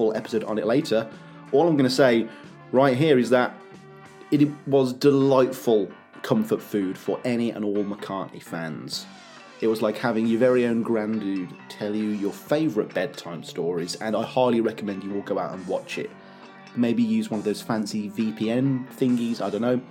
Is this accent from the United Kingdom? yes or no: yes; United Kingdom; as a Brit